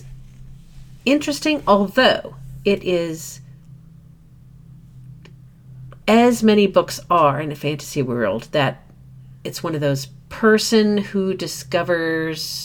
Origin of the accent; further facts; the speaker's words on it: Midwest, United States; being a Midwesterner